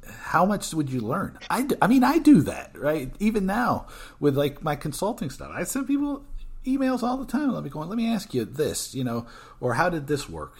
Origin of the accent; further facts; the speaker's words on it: Georgia, United States; moved away; also born or lived in Brooklyn, New York; originally from Georgia, but I, I lived in Brooklyn for a whi-, for a long time.